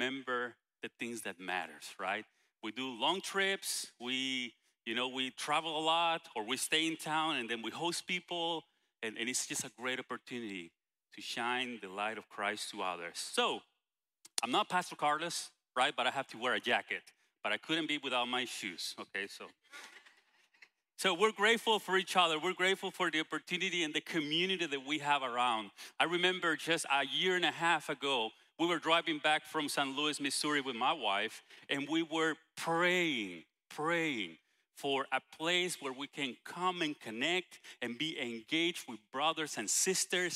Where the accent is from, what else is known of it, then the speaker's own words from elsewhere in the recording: Guatemala; English is a second language; moved away; international like I am from Guatemala